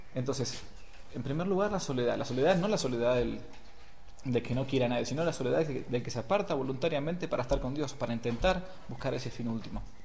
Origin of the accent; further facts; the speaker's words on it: Buenos Aires, Argentina; moved away as an adult; Vengo de Buenos Aires, he trabajado mucho tiempo hasta los 25 que entré al seminario, tomaba el subte todos los días